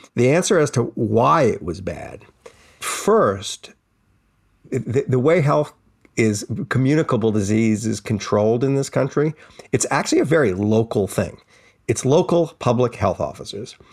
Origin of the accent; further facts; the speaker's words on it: New Orleans, Louisiana, United States; growing up in New Orleans